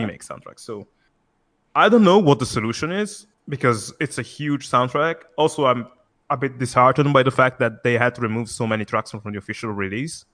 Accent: Italy; I'm actually from Italy.

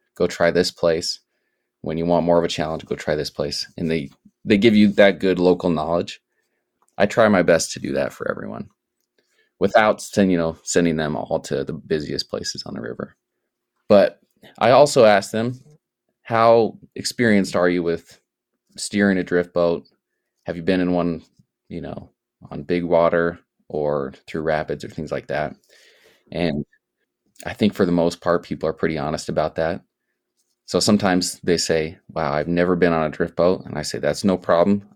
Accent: Sioux Falls, South Dakota, United States; moved away; I grew up in South Dakota, and I grew up in Sioux Falls

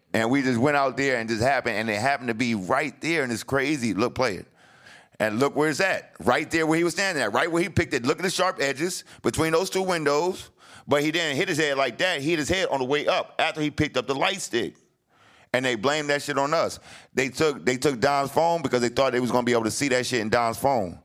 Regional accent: New Jersey, United States; moved away as an adult; I'm coming from Jersey

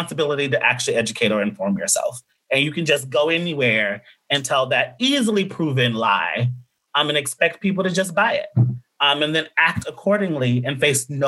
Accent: Nashville, Tennessee, United States; I'm also from Nashville

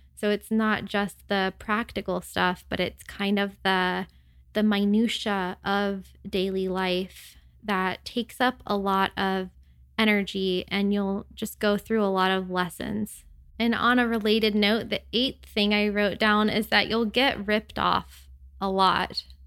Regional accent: United States; moved away as an adult; living abroad as an American

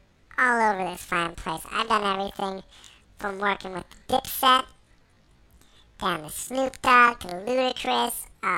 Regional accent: Inglewood, Ontario, Canada; Oh, man, you know, I'm from Inglewood, Ontario, born and raised. Inglewood, up to no good.

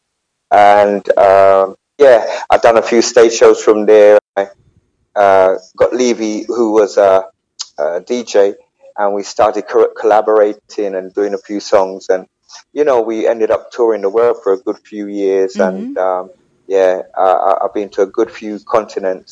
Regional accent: London, United Kingdom; also born or lived in Clarendon, Jamaica; I'm just a little singer man from out of London City

